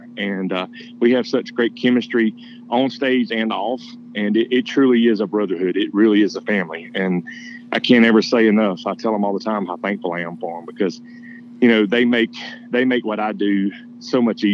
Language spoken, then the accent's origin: English; Georgia, United States; now in Nashville, United States; I was actually born in Nashville, Tennessee, and then moved when I was younger to Georgia. That's where I grew up